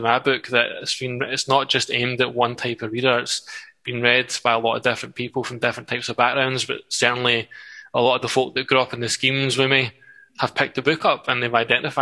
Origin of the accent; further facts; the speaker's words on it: Livingston, Scotland, United Kingdom; Ladywell was an amazing place to grow up in a lot of ways.